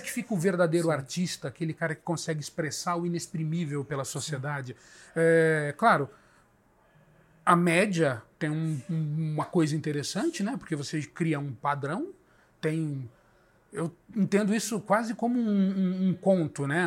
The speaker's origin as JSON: {"language": "Portuguese", "country": "Brazil"}